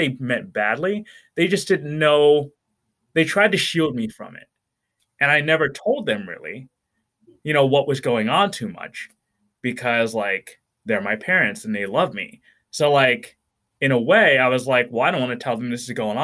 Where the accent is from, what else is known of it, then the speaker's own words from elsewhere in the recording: Middleburg, Pennsylvania, United States; also born or lived in Philadelphia; now in Sunbury, United States; I grew up in Middleburg